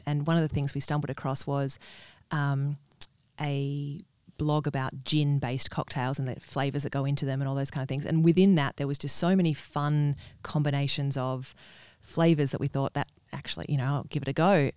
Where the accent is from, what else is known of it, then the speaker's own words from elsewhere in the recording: Perth, Western Australia, Australia; moved away as an adult; also born or lived in Sydney; I am from Perth originally, and but I've spent the last fifteen years in Sydney